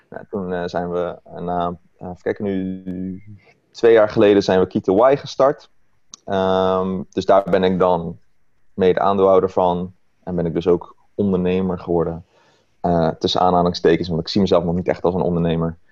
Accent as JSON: {"language": "Dutch", "town": "Rotterdam", "region": "South Holland", "country": "Netherlands", "tie": "born or raised there", "lives_now": "Maasluis, Netherlands", "said": "woon in Maasluis, geboren in Rotterdam"}